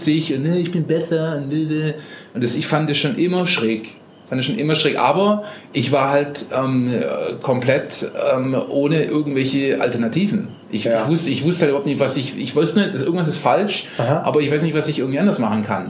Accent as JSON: {"language": "German", "country": "Germany", "also_born_or_lived": "Costa Rica", "moved": "as an adult", "said": "ich aus Deutschland komme und eigentlich ein Handwerker bin"}